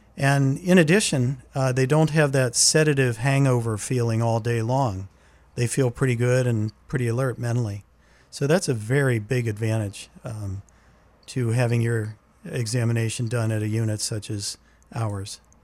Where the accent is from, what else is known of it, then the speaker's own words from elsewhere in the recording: Laurel Highlands, southwestern Pennsylvania, United States; moved away as an adult; now in New England, United States; I grew up in the, in the mountainous area of southwestern Pennsylvania. It's the area known as the Laurel Highlands